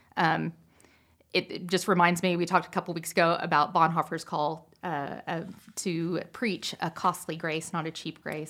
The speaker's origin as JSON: {"language": "English", "region": "Pacific Northwest", "country": "United States", "tie": "born or raised there", "said": "I grew up in the Pacific Northwest"}